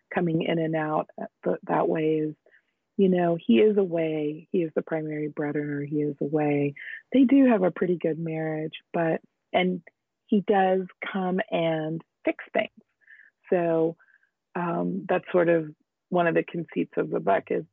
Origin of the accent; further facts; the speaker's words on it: United States; now in Northern California, United States; I grew up in the United States, but we would go back to India in the summers.